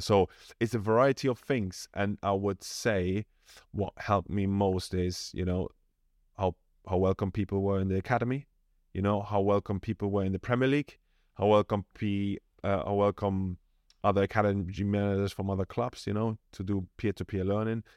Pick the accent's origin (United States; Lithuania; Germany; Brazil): Germany; moved away as an adult; now in London, United Kingdom; I come from Germany, really decent background. I was supported throughout my, you know, whole youth